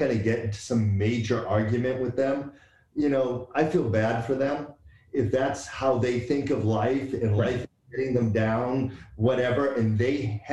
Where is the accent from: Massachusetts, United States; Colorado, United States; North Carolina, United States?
Massachusetts, United States; Boston; But growing up, I grew up in Boston.